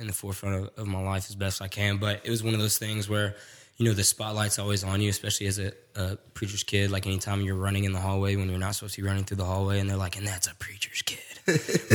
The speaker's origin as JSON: {"language": "English", "town": "Jackson", "region": "Tennessee", "country": "United States", "tie": "born or raised there", "also_born_or_lived": "Memphis, Tennessee", "said": "I actually grew up in Jackson, Tennessee."}